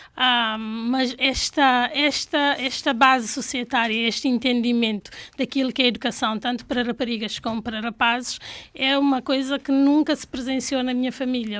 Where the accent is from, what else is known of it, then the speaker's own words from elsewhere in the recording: Canchungo, Cacheu, Guinea-Bissau; first language Fula; Portuguese is a second language; moved away; nasci em Canchungo